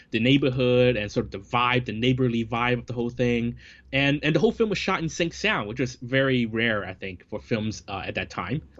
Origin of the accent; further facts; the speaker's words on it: Hong Kong; I, I think um, a, a, lot of growing up in Hong Kong cinema, you see these actors so often.